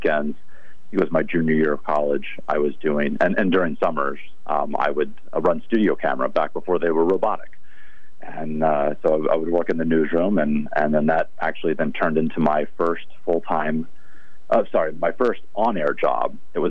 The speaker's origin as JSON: {"language": "English", "town": "Tulsa", "region": "Oklahoma", "country": "United States", "tie": "born or raised there", "also_born_or_lived": "Iowa", "moved": "as an adult", "lives_now": "Connecticut, United States", "said": "I am a transplant. I've been in Connecticut now over 20 years, but I was born in Iowa, raised in Oklahoma, so right there in the heart of Tornado Alley."}